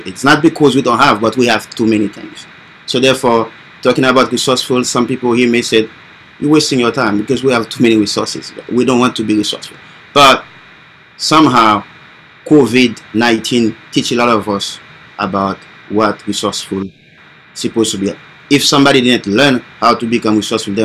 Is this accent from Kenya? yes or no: no; Haiti; English is a second language; moved away as an adult; also born or lived in Florida, United States; now in United States; I came from Haiti originally, born and raised